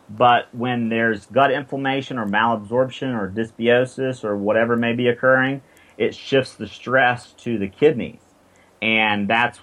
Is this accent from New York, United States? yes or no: no; South Carolina, United States; I'm from South Carolina